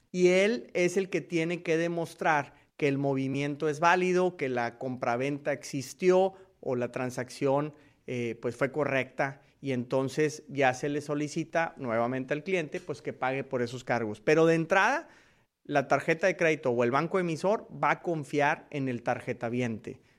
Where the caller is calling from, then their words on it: Houston, Texas, United States; de US Marketer y los saludo nuevamente desde la ciudad espacial, desde Houston, Texas.